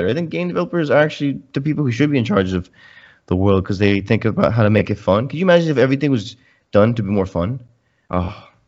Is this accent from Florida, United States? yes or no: yes; Florida, United States; When I was growing up in Florida